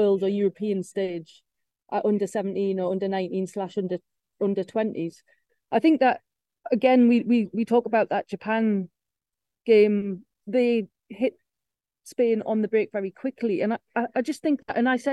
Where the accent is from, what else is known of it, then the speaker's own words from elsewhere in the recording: England, United Kingdom; we're English